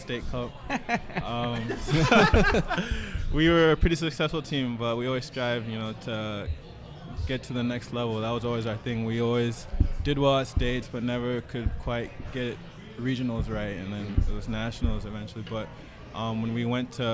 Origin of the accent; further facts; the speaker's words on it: Nigeria; moved away; I was born in Nigeria too